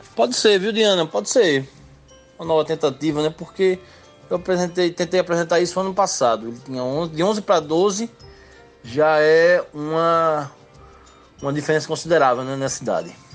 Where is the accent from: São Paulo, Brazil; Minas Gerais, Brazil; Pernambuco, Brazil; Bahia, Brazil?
Pernambuco, Brazil; Limoeiro; Limoeiro, minha terra